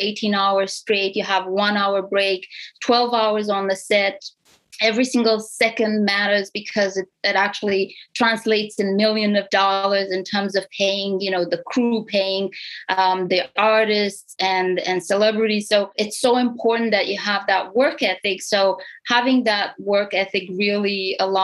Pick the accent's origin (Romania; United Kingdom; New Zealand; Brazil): Romania; English is a second language; moved away as an adult; now in Canada; I'm an immigrant to Canada. So I'm from Romania, Europe, East Europe. And I immigrated here in 2007.